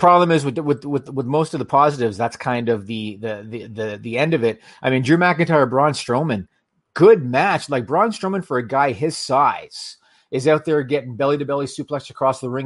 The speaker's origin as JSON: {"language": "English", "country": "Canada", "said": "as a Canadian hockey fan"}